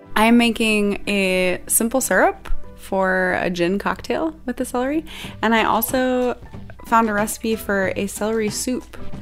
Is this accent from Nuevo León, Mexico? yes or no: no; Puebla, Mexico; moved away as an adult; now in Brooklyn, United States; I'm from Puebla. Basically, like, a two hours to Mexico City, you know? So I'm, I'm, I'm coming from a little town in, in Puebla